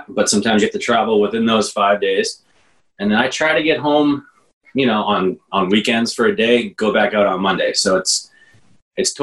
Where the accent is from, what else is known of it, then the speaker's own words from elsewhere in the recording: Plymouth, Massachusetts, United States; now in Dorchester, Boston, United States; I grew up in Plymouth and commuted to BC High for 4 years